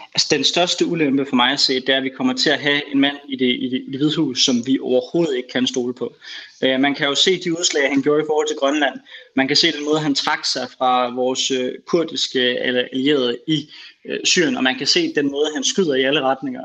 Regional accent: Denmark; som dansker

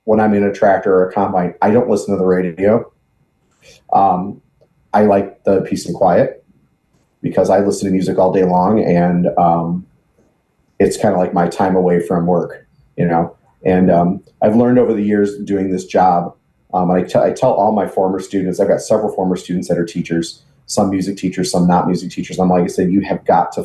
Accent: Chicago area, Illinois, United States; also born or lived in Sullivan, Illinois / Lovington, Illinois; now in Danville, United States; I actually grew up in the Chicago area around Piatone. Grew up on a farm

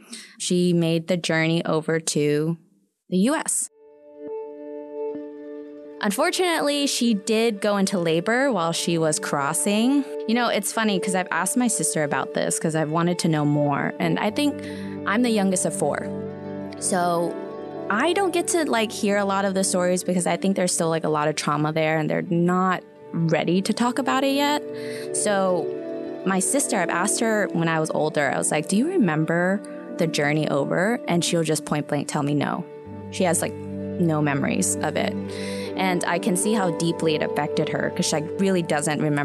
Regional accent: Orange County, California, United States; moved away as an adult; now in Taiwan; I'm originally from Orange County, so I was born and raised there

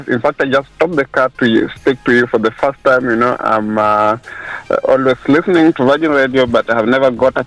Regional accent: Kenya; now in Dubai, United Arab Emirates; I'm from Kenya.

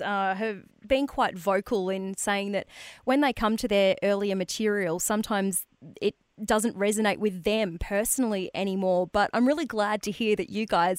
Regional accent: Albury, New South Wales, Australia; we're from Albury

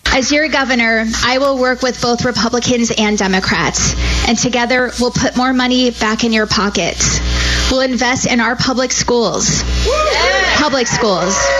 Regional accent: Arizona, United States; I was born and raised in Arizona

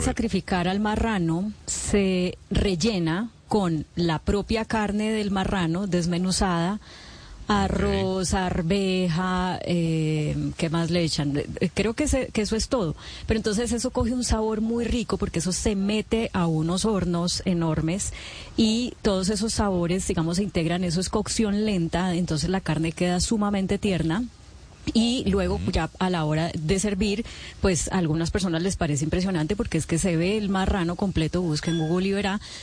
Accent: Valle del Cauca, Colombia; also born or lived in Atlanta, United States; now in Bogotá, Colombia; al Valle del Cauca, de donde yo soy

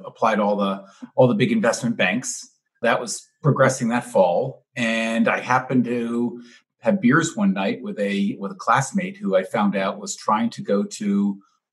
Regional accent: New York City, New York, United States; now in Milwaukee, United States; I grew up in New York, born and raised in Manhattan

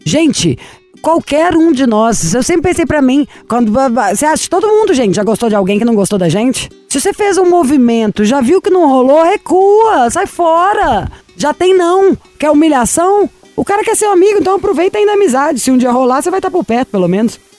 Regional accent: Belo Horizonte, Minas Gerais, Brazil; Belo Horizonte. Adoro! Minha terrinha.

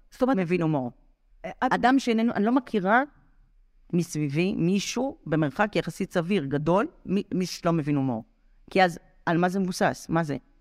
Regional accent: Rehovot, Central District, Israel; אני גדלתי ברחובות

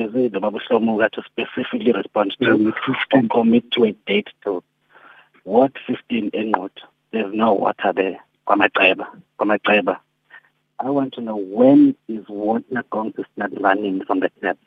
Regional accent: Nquthu, KwaZulu-Natal, South Africa; I'm from Ward 15 in Ngutu

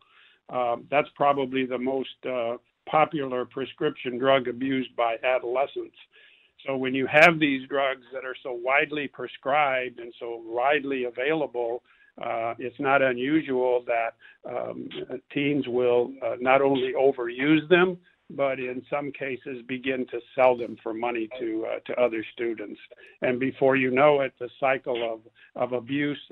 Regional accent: Illinois, United States; now in Houston, United States; I'm originally from Illinois

